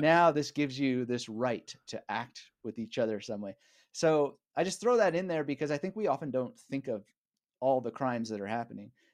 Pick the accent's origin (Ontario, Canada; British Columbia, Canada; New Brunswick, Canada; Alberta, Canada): British Columbia, Canada; Vancouver; moved away as an adult; also born or lived in Montreal / Berlin; now in Australia; I grew up in British Columbia in Canada, in Vancouver area